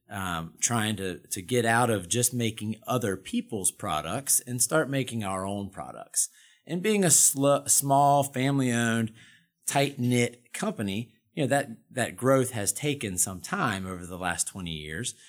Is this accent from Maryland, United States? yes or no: no; Durham, North Carolina, United States; I'm a Carolina boy, born and bred. I was born in Durham, went to Appalachian State.